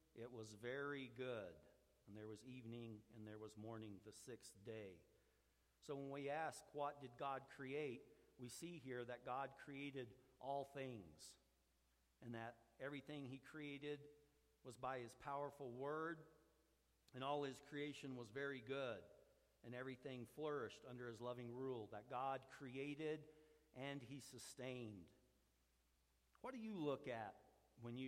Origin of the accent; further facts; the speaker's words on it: Roswell, New Mexico, United States; I grew up down in Roswell